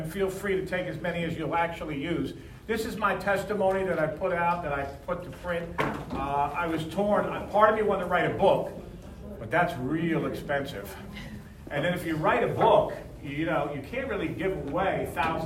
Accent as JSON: {"language": "English", "town": "Philadelphia", "region": "Pennsylvania", "country": "United States", "tie": "born or raised there", "said": "I grew up on Tasker Street"}